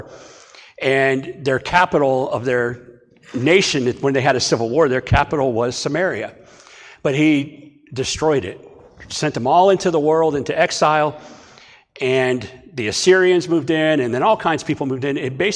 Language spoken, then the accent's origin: English; Ashtabula, Ohio, United States; also born or lived in Martins Ferry, Ohio; now in Bellaire, United States; My hometown, Ashtabula